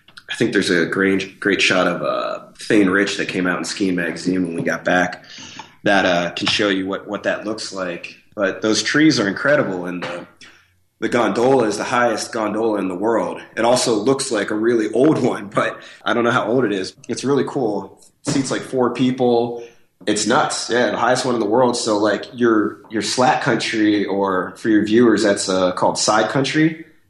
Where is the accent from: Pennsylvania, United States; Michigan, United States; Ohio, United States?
Pennsylvania, United States; State College; moved away; I grew up in Pennsylvania